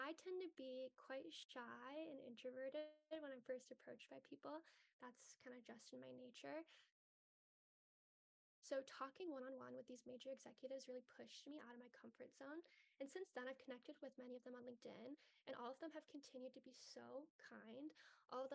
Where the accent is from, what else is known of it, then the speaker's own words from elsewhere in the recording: Detroit, Michigan, United States; I grew up in Metro Detroit.